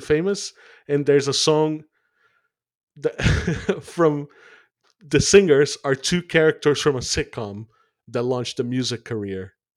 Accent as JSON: {"language": "English", "country": "Brazil", "moved": "as an adult", "lives_now": "United Kingdom", "said": "in Brazil, where I'm from"}